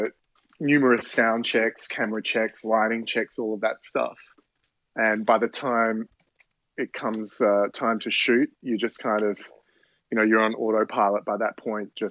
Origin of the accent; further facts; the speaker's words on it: Australia; now in New York, United States; being Australian